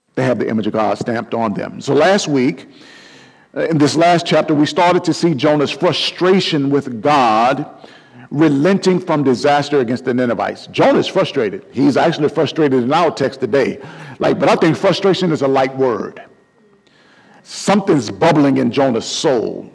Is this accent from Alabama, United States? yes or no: yes; Mobile, Alabama, United States; my hometown of Mobile, Alabama